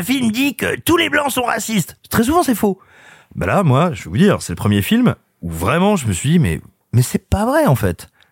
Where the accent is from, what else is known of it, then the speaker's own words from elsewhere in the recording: France; moved away; also born or lived in Burgundy / Cantal / Allier; je suis né en Auvergne et j'ai grandi, grosso modo, entre la Bourgogne, le Cantal, l'Allier